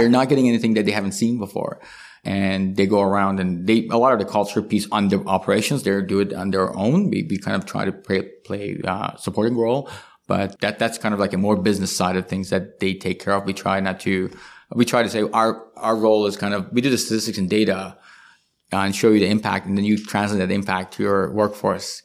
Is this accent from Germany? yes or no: no; Iran; now in Canada; I come from Iran.